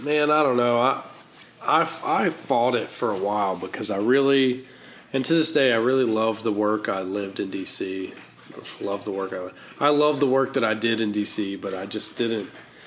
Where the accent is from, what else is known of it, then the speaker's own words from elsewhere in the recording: the South, United States; accent: Southern; And I learned how to dress well, and I learned how to use my Southern accent in a way.